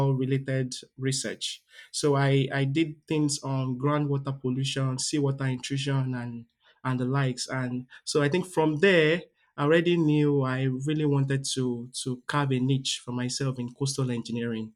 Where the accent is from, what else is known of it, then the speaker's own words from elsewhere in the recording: southwestern Nigeria, Nigeria; moved away as an adult; now in Delaware, United States; I'm from the southwestern part of Nigeria.